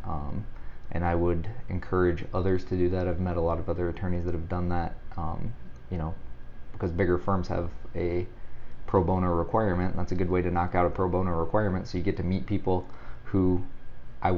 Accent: Missouri, United States; moved away as an adult; also born or lived in Vermillion, South Dakota / Sioux Falls, South Dakota; now in Omaha, United States; I'm a transplant. I'm originally from Missouri

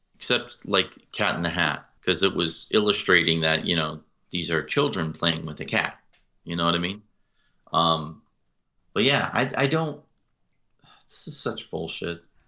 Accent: outside of Springfield, Massachusetts, United States; I grew up outside of Springfield, Massachusetts

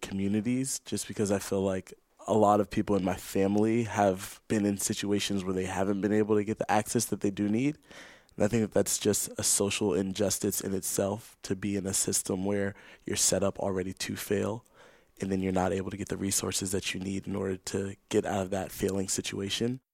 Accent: Los Angeles, California, United States; moved away as an adult; now in Santa Clara, United States; I'm from Los Angeles, California

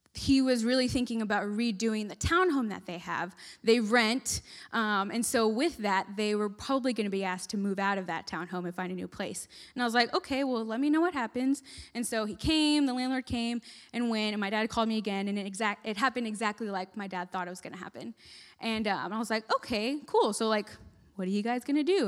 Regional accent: Texas, United States; moved away as an adult; now in West Virginia, United States; I'm from Texas, and I was moving all the way to West Virginia. I'd lived in Texas my whole life, never thought I'd leave

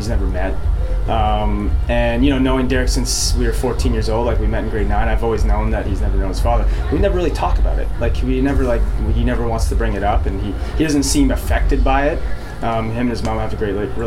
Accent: Ajax, Ontario, Canada; So I grew up in Ajax, is like a suburb of Toronto

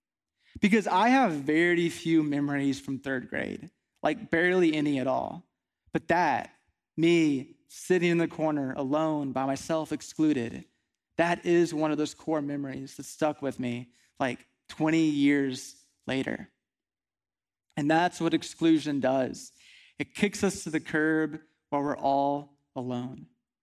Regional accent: Midland, Texas, United States; also born or lived in Kingwood, Texas; So I grew up out west in Midland, Texas, which was a really nice place to spend a lot of years of my life.

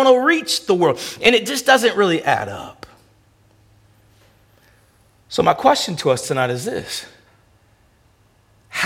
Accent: United States; moved away as an adult; also born or lived in Memphis / Toronto; I'm American

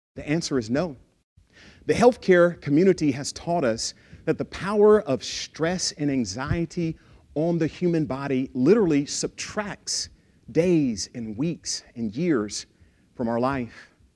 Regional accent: Lufkin, Texas, United States; I grew up in Texas. I'm a Texan.

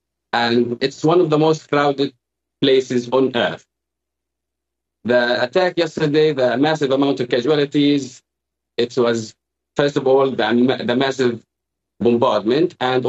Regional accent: Jabalia, Gaza Strip, Palestine; also born or lived in Khan Yunis; So, yes, proudly, I'm born and raised in Jabalia camp as a refugee

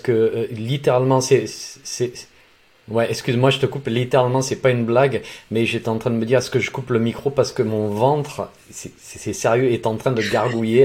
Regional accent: Provence-Alpes-Côte d'Azur, France; dans mon enfance, dans les Alpes de Haute-Provence

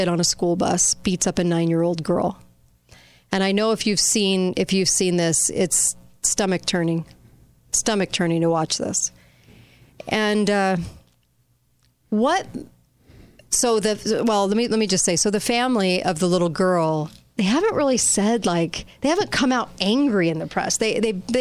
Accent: Orange County, California, United States; my hometown in California, in Orange County.

